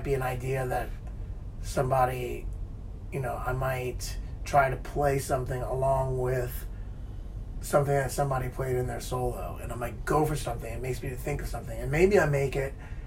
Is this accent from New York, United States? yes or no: no; New Orleans, Louisiana, United States; I'm from New Orleans